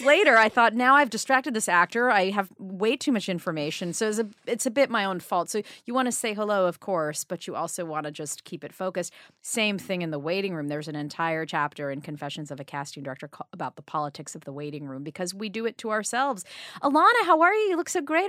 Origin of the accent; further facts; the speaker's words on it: New York City, New York, United States; I grew up on the Upper East Side